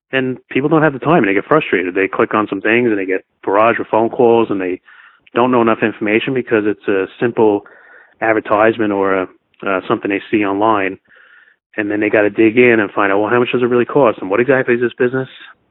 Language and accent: English; New York, United States; I'm from New York